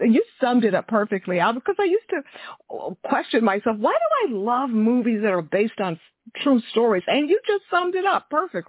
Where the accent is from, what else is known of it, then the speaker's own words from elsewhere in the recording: Texas, United States; I'm originally from Texas